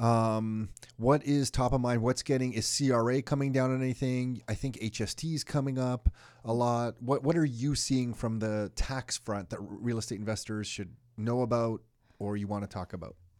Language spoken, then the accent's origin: English; Canada; being born in this country and then having your own children in this country